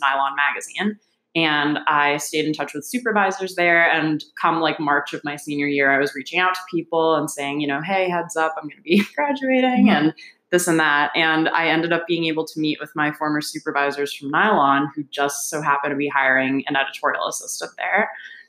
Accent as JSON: {"language": "English", "region": "New Jersey", "country": "United States", "moved": "as an adult", "lives_now": "New York, United States", "said": "I am originally from New Jersey"}